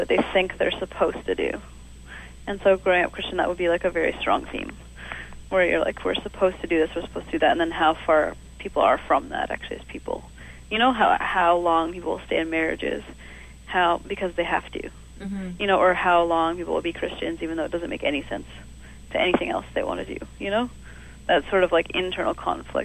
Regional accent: Calgary, Alberta, Canada; now in Montreal, Canada; grow up in Calgary, you're still from Calgary. You know, I'm not from Montreal. I never will be.

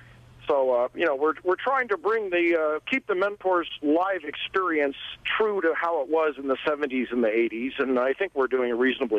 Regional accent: Seattle, Washington, United States; growing up in Seattle.

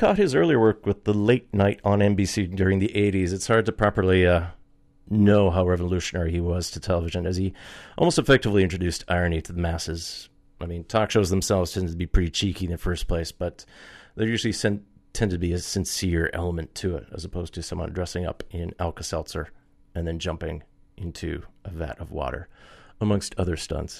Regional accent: Thunder Bay, Ontario, Canada; my hometown of Thunder Bay

